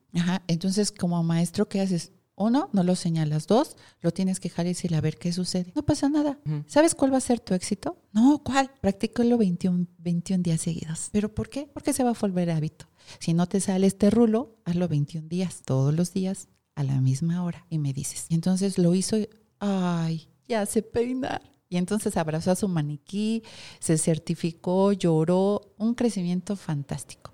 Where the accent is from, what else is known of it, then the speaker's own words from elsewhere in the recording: Mexico; soy mexicano